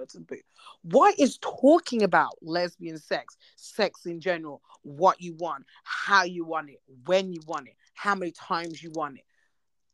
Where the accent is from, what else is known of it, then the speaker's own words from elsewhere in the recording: United Kingdom; I'm British.